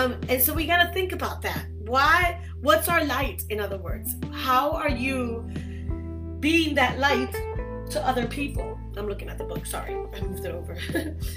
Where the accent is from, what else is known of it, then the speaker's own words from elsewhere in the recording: New York City, New York, United States; moved away as an adult; now in Florida, United States; In Brooklyn, New York, I was raised and born there